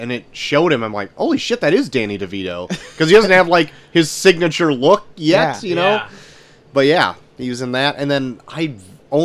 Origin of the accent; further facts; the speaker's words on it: McHenry, Illinois, United States; I actually, get ready for this, was somewhat of a paper boy in my hometown of McHenry, Illinois